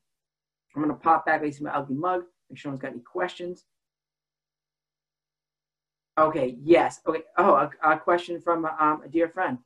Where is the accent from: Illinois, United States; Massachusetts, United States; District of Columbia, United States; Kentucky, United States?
Massachusetts, United States; Boston; I'm from East Boston.